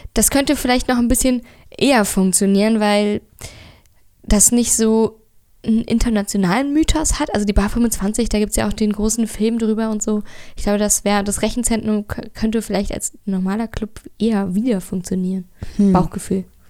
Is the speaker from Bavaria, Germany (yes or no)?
no; Berlin, Germany; Ich bin in Friedrichshain geboren und aufgewachsen